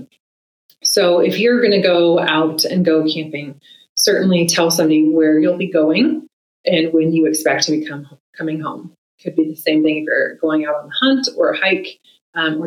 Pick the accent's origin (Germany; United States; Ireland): United States; Oregon; my home state of Oregon